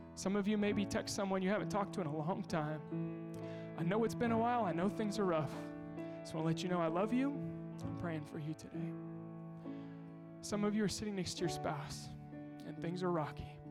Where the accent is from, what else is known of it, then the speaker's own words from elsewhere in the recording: Kansas, United States; I'm from Kansas